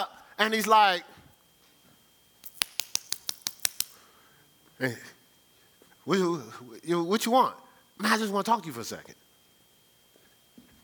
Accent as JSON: {"language": "English", "town": "Newark", "region": "New Jersey", "country": "United States", "said": "I'm from Brick City"}